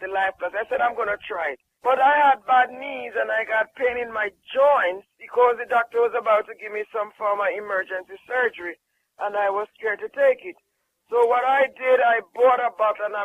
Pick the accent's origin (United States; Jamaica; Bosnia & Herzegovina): Jamaica; I'm from Jamaica